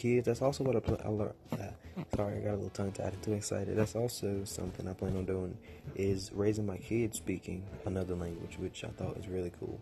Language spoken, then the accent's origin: English; United States; I am all American. I'm not mixed with anything. I am all African American, from the good of the hood